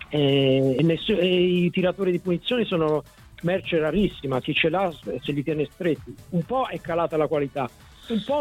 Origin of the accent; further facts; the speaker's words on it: Florence, Tuscany, Italy; grazie mille perché io sono di Firenze, quindi...